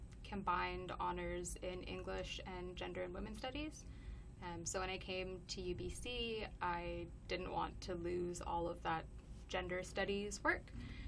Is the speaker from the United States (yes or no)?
no; Cayman Islands; also born or lived in British Columbia, Canada; But yeah, I'm from the Cayman Islands and British Columbia. Moved around a lot.